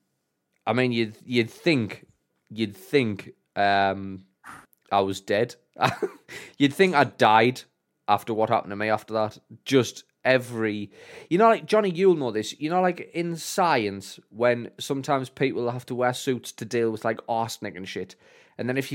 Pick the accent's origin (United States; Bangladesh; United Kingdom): United Kingdom; Sunderland, North East England; We are all from Sunderland South, the best side of the water